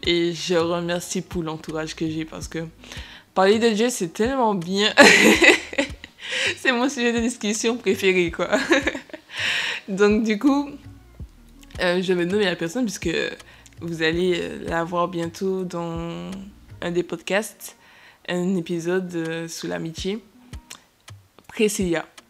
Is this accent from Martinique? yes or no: yes; Martinique; nous venons tous de Martinique